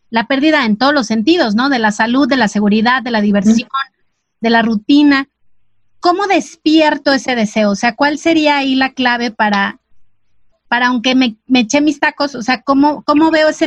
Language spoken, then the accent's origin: Spanish; Mexico City, Mexico; Soy chilanga también.